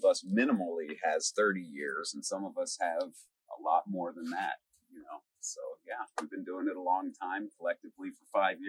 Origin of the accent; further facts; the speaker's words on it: Atlantic City, New Jersey, United States; now in Tucson, United States; Atlantic City, New Jersey.